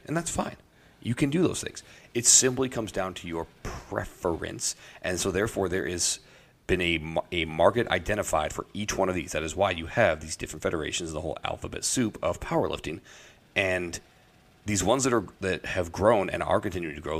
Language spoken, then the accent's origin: English; Iowa, United States; the church that I grew up with in Iowa